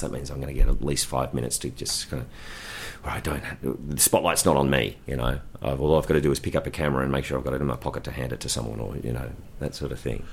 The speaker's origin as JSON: {"language": "English", "town": "Ballarat", "region": "Victoria", "country": "Australia", "tie": "born or raised there", "said": "born and raised in Ballarat"}